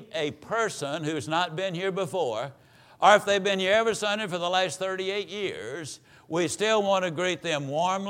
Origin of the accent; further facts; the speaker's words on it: Mississippi, United States; moved away as an adult; now in Dallas, United States; we were raised over in East Texas, better known as Mississippi